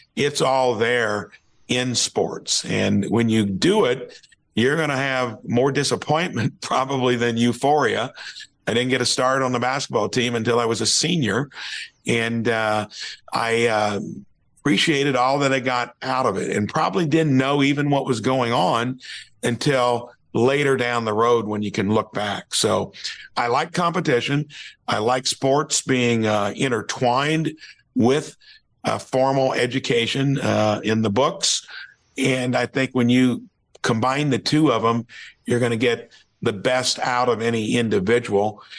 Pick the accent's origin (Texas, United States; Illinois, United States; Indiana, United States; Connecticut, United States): Indiana, United States; Jasper; from Jasper, Indiana